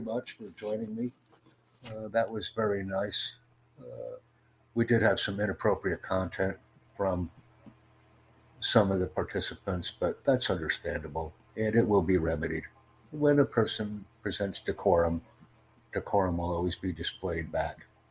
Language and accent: English; United States; I'm from the United States